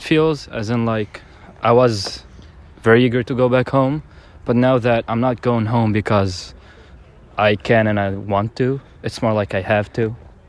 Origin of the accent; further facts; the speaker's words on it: Tunisia; moved away as an adult; class of 23 from the motherland, Tunisia.